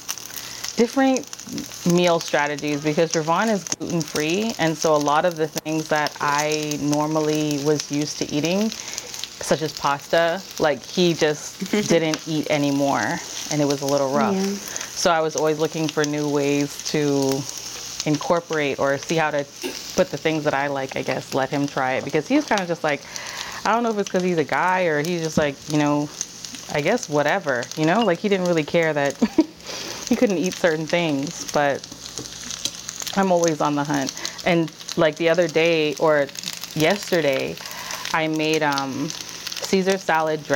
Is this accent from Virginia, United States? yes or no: yes; Virginia, United States; moved away; also born or lived in New York; I was born in Virginia or in the DMV area.